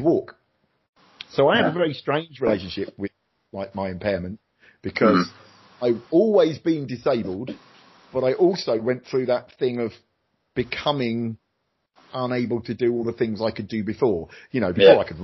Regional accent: Luton, East of England, United Kingdom; my hometown of Luton

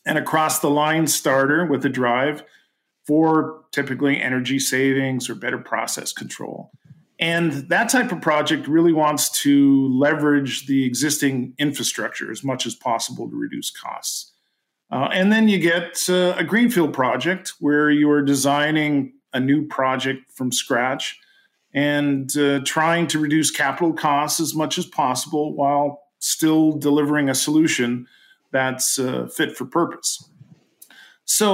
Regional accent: Canada; I'm Canadian

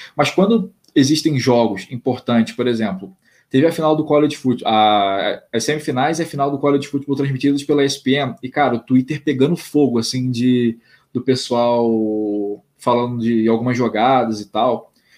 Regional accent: Brazil; eu sou brasileiro

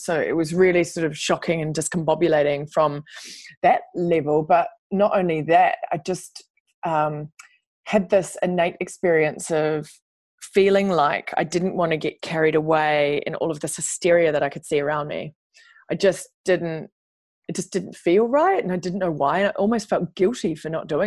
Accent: New Zealand; moved away as an adult; also born or lived in New York / London; as New Zealander, we get the opportunity to go there and work

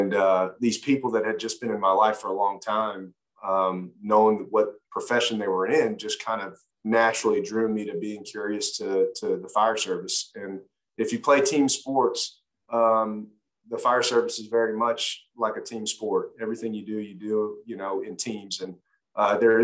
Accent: Cobb County, Georgia, United States; also born or lived in Los Angeles, California; I was raised there to about 6 or 7. Then my mother remarried, made her way to Georgia with my stepfather, and pretty much was raised in Cobb County from there

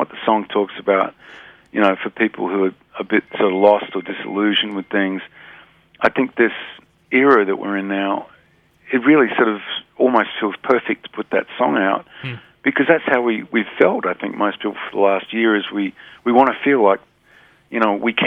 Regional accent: Australia; being an Australian

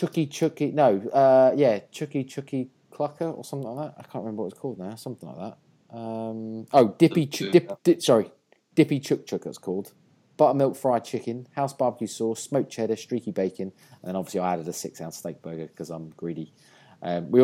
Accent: England, United Kingdom; I'm English

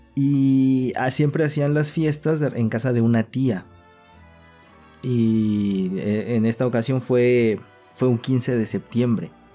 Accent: Mexico; aquí en México

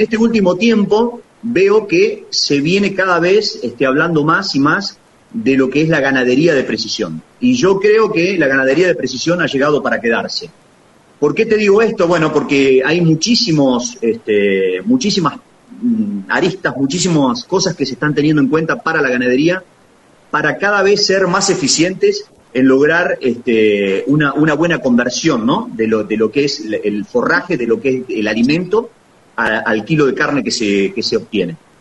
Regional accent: La Manuela, Buenos Aires Province, Argentina; now in Daireaux, Argentina; Yo soy oriundo de Laguna Alcina, Bonifacio, en realidad de un pueblito más chiquito todavía, soy oriundo de, La Manuela.

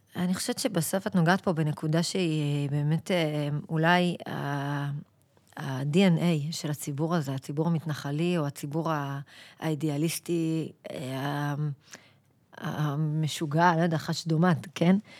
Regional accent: Kfar Saba, Central District, Israel; גדלתי בכפר סבא, זאת אומרת, שתינו לא תושבות הגוש

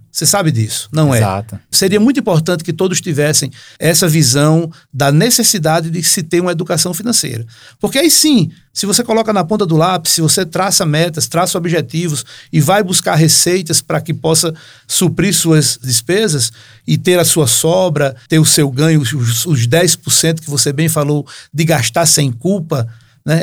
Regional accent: Northeast Region, Brazil; now in Natal, Brazil; Lá na, pelas bandas do Nordeste, minha terra

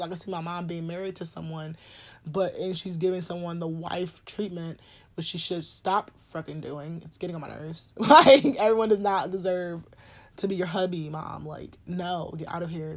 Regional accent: New Orleans, Louisiana, United States; I'm from New Orleans

